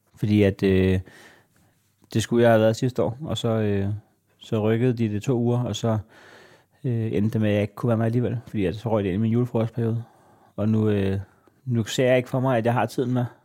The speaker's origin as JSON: {"language": "Danish", "town": "Næstved", "region": "Zealand", "country": "Denmark", "tie": "born or raised there", "said": "jeg er fra Næstved"}